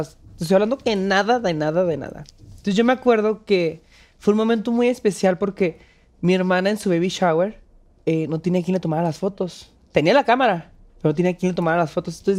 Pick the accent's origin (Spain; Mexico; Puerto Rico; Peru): Mexico; northern Mexico; accent: northern; now in Mexico City, Mexico; pues aquí estoy en la Ciudad de México, me, decidí venirme para acá. También me hacen bullying por mi acento, no nada más